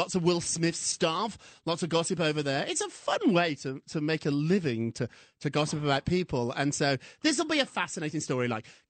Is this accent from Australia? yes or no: no; United Kingdom; moved away; When I was growing up in Britain, it was tough